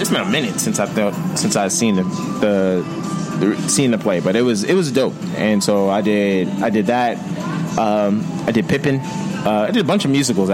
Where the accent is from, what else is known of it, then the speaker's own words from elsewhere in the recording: Yonkers, New York, United States; I'm from Yonkers, New York